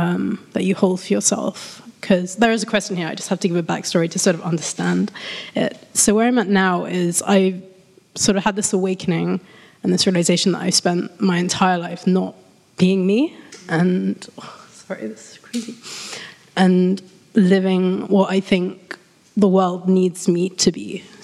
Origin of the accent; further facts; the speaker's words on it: London, United Kingdom; from London.